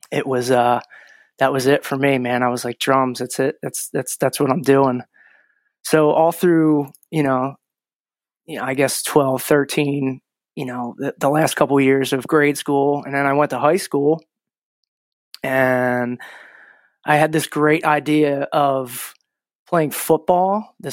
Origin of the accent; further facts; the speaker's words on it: Croydon, Pennsylvania, United States; Uh, New Croydon, like right across from the creek.